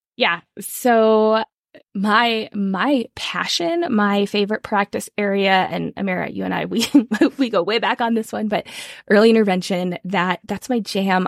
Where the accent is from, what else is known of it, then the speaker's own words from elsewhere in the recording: California, United States; now in Colorado, United States; I am originally from California, though now I live in Colorado